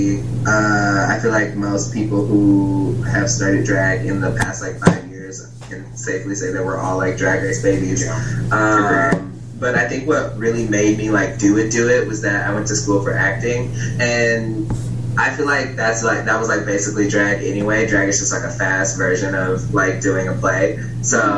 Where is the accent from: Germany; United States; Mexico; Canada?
United States; Houston, Texas; moved away as an adult; now in Chicago, United States; I'm originally from Houston, Texas